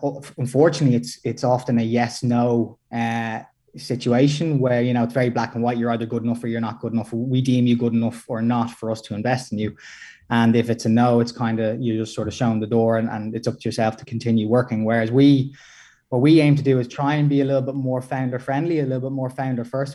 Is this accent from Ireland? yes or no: yes; Ireland; we're, we're both Irish